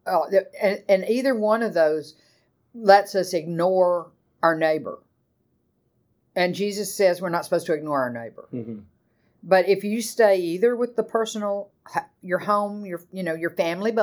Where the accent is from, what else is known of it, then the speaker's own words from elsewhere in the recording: the American South, United States; growing up in the American South in the 60s, 70s